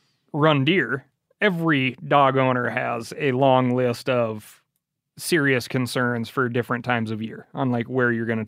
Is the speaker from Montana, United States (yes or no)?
yes; Missoula, Montana, United States; growing up in Missoula, Montana, which for those of you unfamiliar with Montana would be seen as the liberal part of the state.